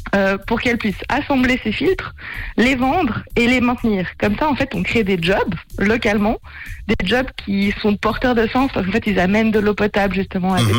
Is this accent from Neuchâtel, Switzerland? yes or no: no; Geneva, Switzerland; moved away as an adult; also born or lived in Lausanne; now in Zurich, Switzerland; je suis genevoise d'origine et je m'étais vite expatriée